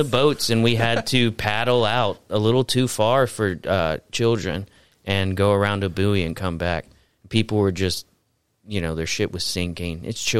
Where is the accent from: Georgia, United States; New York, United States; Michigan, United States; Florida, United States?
Florida, United States; I'm from Florida